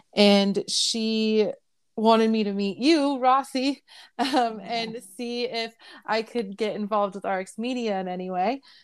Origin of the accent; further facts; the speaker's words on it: Bay Area, California, United States; now in Riverside County, United States; I grew up in the Bay Area